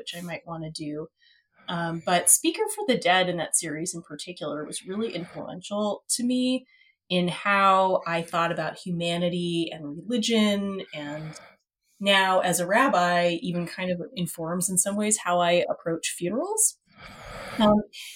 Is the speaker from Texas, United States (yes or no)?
yes; Texas, United States; also born or lived in Egypt; I grew up mostly in Texas with a significant part of my childhood spent living abroad. We lived in Egypt for one of my parents' work